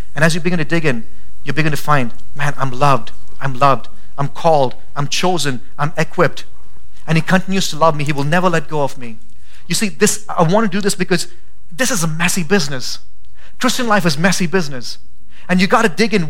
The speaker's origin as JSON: {"language": "English", "country": "India", "moved": "yes", "lives_now": "Boise, United States", "said": "I'm Indian"}